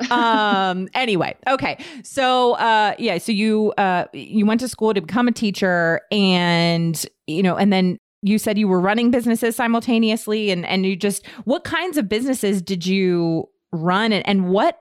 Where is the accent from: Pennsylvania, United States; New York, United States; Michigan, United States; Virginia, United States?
Virginia, United States; Fairfax County; now in North Carolina, United States; I grew up in Fairfax County, Virginia